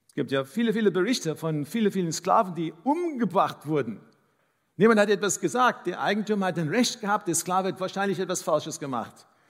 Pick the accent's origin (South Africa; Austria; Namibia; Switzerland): South Africa; first language English; German is a second language; now in Dresden, Germany; Ich bin in Südafrika aufgewachsen